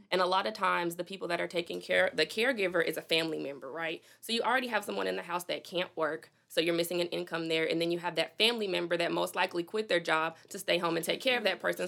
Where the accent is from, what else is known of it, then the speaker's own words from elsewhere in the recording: Little Rock, Arkansas, United States; also born or lived in Fitchburg, Massachusetts; I came to Little Rock when I was about seven years old